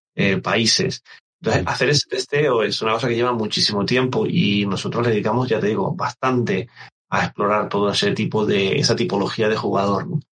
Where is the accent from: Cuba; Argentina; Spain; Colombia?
Spain; Canary Islands; yo soy canario